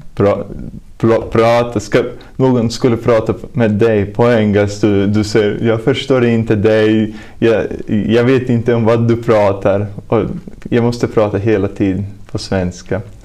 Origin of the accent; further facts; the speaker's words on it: Talsi, Kurzeme, Latvia; Swedish is a second language; moved away as an adult; now in Sweden; jag kommer från Lettland. Och ja, jag är tjugoett år gammal och jag kommer från småstad som heter Talsi